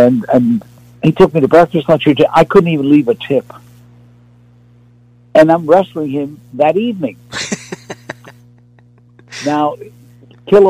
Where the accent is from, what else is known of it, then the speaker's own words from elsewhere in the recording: New York, United States; I was from New York, the streets of New York